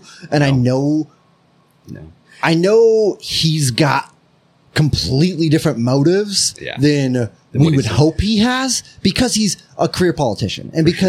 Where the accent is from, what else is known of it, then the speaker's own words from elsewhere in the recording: United States; as an American